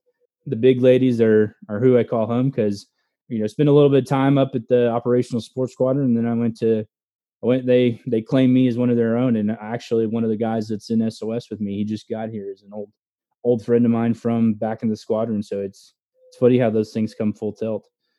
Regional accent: Fayetteville, Arkansas, United States; moved away as an adult; So I am originally from Arkansas. So my hometown is Fayetteville, Arkansas, which I graduated from the University of Arkansas as an ROTC cadet.

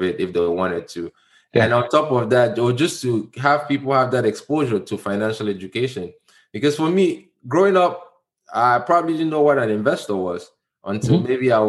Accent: Cameroon; moved away; I'm from Cameroon.

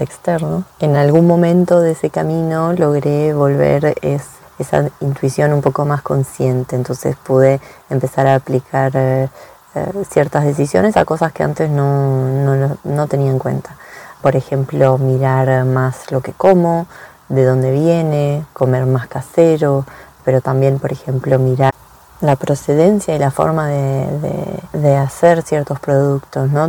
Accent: Buenos Aires, Argentina; moved away as an adult; now in France; soy argentina, de Buenos Aires más precisamente, eso lo deschaba mi acento

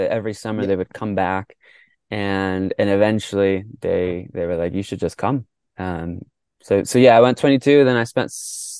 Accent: Mexico; born there; first language Spanish; So I was born in Mexico. I grew up in our household. We spoke Spanish.

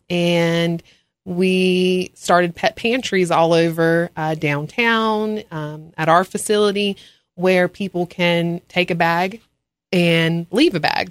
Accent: Los Angeles, California, United States; now in Ashe County, North Carolina, United States; I'm from Los Angeles

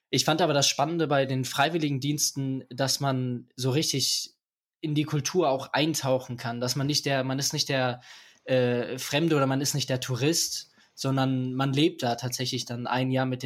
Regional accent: Aachen, North Rhine-Westphalia, Germany; ich komme hier aus Aachen. Äh, ich bin 18 Jahre alt

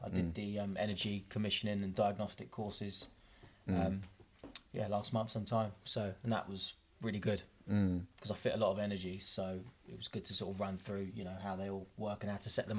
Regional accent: London, United Kingdom; now in Peterborough, United Kingdom; I'm from Northwest London. That's where I was born and bred, but I live in Peterborough now.

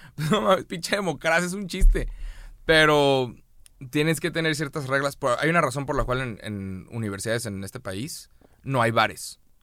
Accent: Mexico; nos estamos uniendo todos como mexicanos

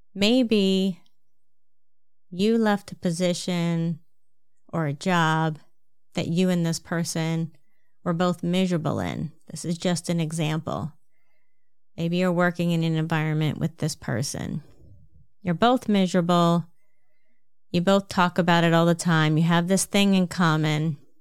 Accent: New Jersey, United States; accent: New Jersey; my New Jersey accent

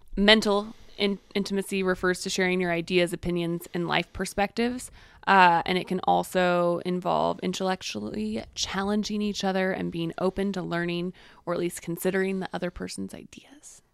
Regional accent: the Bible Belt, United States; I grew up in the Bible Belt

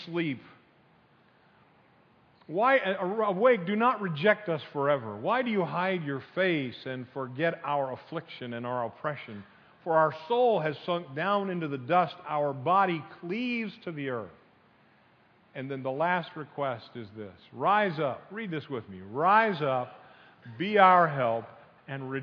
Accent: Northeast, United States; moved away; I grew up in the Northeast

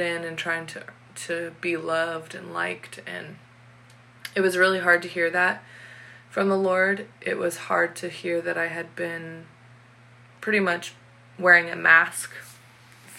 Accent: Washington, United States; I had just moved from my hometown that I lived in since I was in third grade, so most of my life. And I had moved all the way across Washington to a brand new town

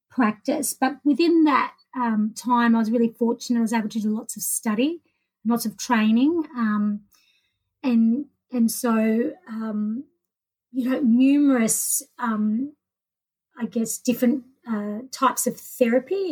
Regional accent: Melbourne, Victoria, Australia; I grew up in Melbourne

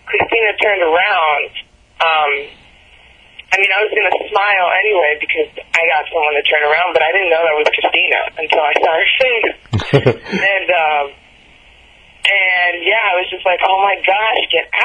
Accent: New York, United States; I'm from New York

